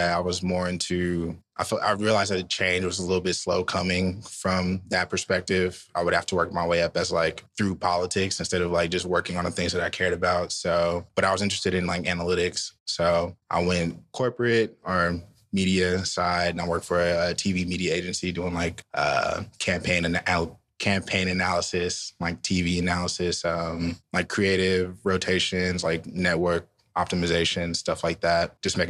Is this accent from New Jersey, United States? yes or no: no; Richmond, California, United States; moved away as an adult; also born or lived in Sacramento, California / Louisiana; now in New York, United States; I'm from Richmond, but all my family is from the South.